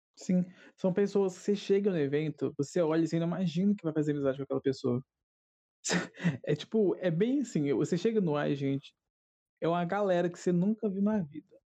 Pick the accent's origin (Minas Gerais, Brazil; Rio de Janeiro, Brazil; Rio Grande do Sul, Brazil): Minas Gerais, Brazil; accent: mineiro